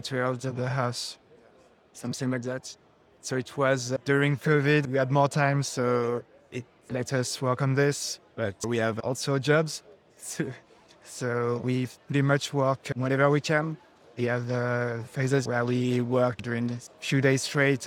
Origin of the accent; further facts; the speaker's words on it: Paris, Île-de-France, France; We are from France, Paris